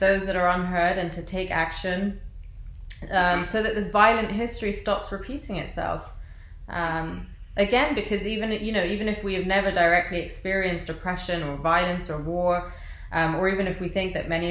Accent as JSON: {"language": "English", "region": "London", "country": "United Kingdom", "tie": "born or raised there", "said": "I was born and raised in London, England, and my parents are from Iraq"}